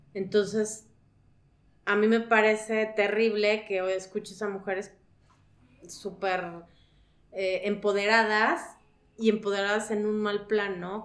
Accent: León, Guanajuato, Mexico; soy de León, Guanajuato

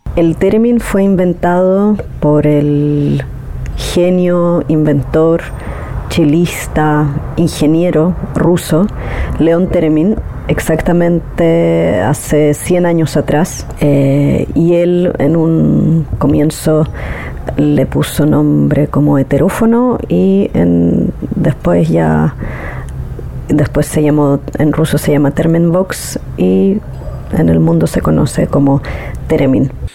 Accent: Chile; Soy exploradora sonora y terminista de Chile

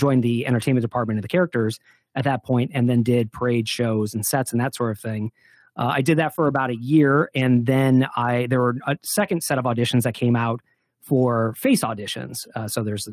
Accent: Detroit, Michigan, United States; also born or lived in Southern California; I grew up in the Midwest. I grew up in the Detroit area

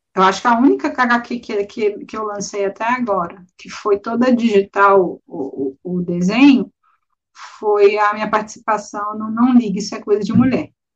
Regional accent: Belo Horizonte, Minas Gerais, Brazil; eu sou de Belo Horizonte

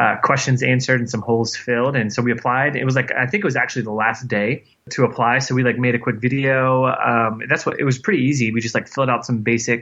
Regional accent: Florida, United States; I was adopted by my aunt and uncle, my mother's sister, where I grew up in Florida

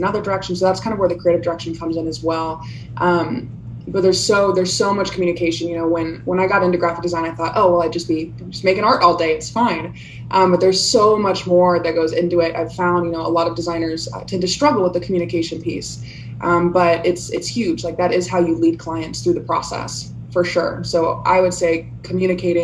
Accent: Kansas City, United States; moved away as an adult; also born or lived in Austin, Texas; now in Wichita, United States; I grew up in right outside of Kansas City, and then right after college, I moved down to Austin, Texas, and was there for about 3 years before moving up here.

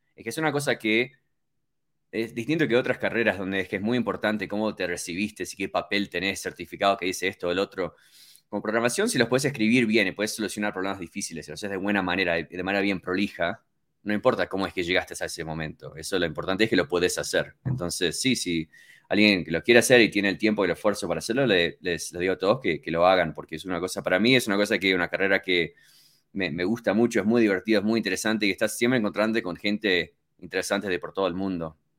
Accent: Miami, Florida, United States; moved away as an adult; also born or lived in Uruguay; now in Colorado, United States; yo nací originalmente en Uruguay y eh, mis padres se mudaron a Estados Unidos cuando tenía tres años. Entonces, yo básicamente toda mi infancia estuve en, Miami, en, en Florida, y estuve casi 20 años

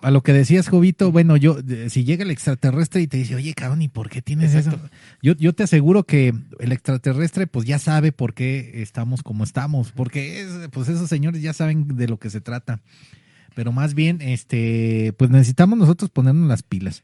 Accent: Guadalajara, Jalisco, Mexico; lo que somos los tapatíos

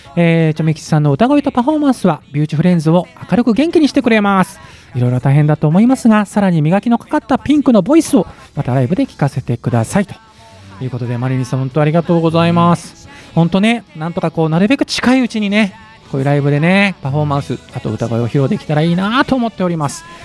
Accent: Yamanashi, Japan; born or raised there

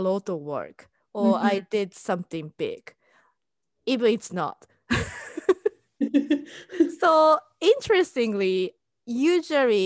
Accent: Japan; first language Japanese; English is a second language; now in United States; I'm Japanese and I'm living in US

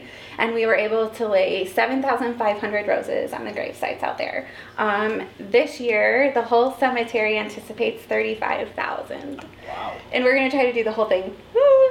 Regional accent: Battle Creek, Michigan, United States; also born or lived in Mount Pleasant, Michigan / Flint, Michigan; born and raised in Battle Creek

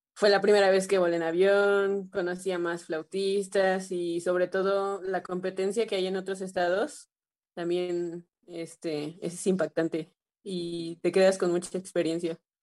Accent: Xalapa, Veracruz, Mexico; mis papás decidieron ingresarme a una escuela de música, eh, el Centro de Iniciación Musical Infantil, que se encuentra en Jalapa

